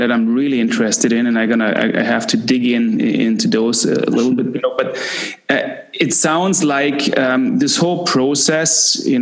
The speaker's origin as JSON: {"language": "English", "country": "Canada", "tie": "born or raised there", "lives_now": "Klagenfurt, Austria", "said": "you have to imagine growing up in Canada and uh, wanting to be a hockey player. Uh, that's a dream of, of many boys. I had had the same kind of dreams"}